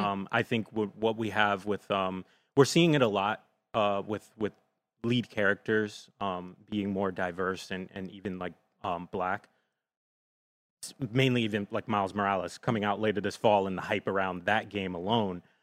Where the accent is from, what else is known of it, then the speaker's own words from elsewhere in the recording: Jersey City, New Jersey, United States; I won't say I'm from New York, but I have spent a lot of time there 'cause I grew up in Jersey City